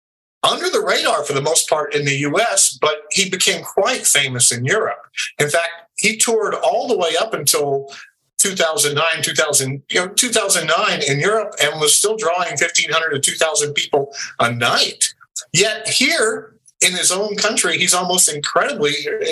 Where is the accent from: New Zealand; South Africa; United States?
United States; the South; No, I'm from the South, actually.